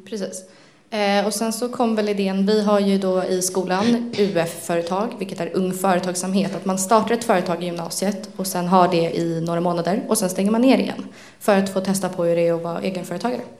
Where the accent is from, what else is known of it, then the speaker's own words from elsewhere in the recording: Stockholm, Stockholm County, Sweden; also born or lived in Liljeholmen; jag är eh, född och uppväxt i Stockholm, uppväxt i Älta. Nu bor jag i Liljeholmen utanför Sjöstad.